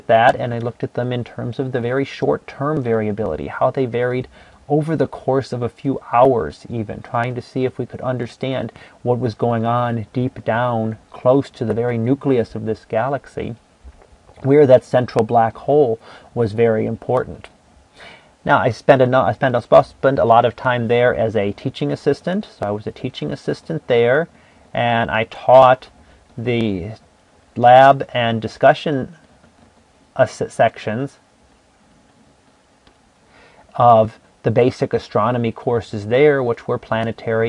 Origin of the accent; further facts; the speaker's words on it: Cleveland, Ohio, United States; moved away as an adult; also born or lived in Ann Arbor, Michigan; I was born and raised in Ohio in the Cleveland area. And I lived there through my college years